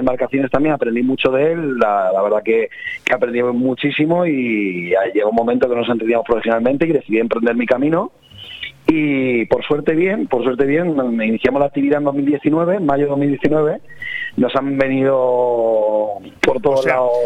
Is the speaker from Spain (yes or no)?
yes; Benidorm, Valencian Community, Spain; me crié en Benidorm